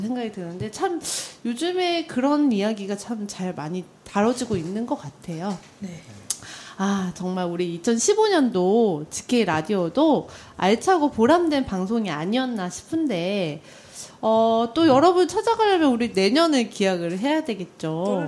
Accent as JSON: {"language": "Korean", "country": "South Korea", "said": "저도 한국인인데"}